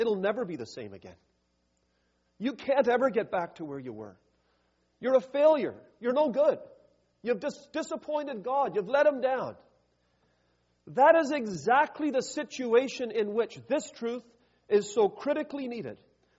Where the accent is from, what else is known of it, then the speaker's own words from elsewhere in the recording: Canada; now in United States; I'm from Canada. Healthcare is a big issue up in Canada. I'm down in the U.S.